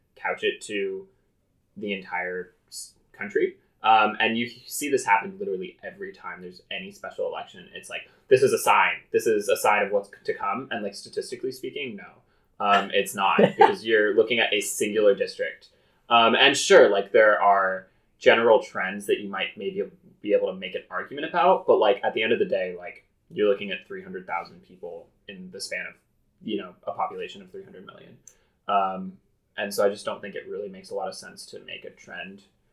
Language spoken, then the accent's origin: English; California, United States; I'm from California